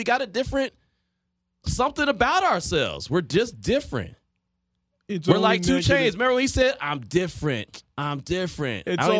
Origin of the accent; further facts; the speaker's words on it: Bay Area, California, United States; now in Las Vegas, United States; as a guy growing up in the Bay Area